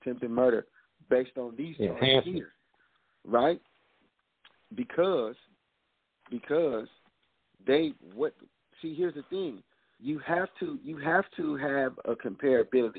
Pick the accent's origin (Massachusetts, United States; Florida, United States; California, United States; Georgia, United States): California, United States; I'm from California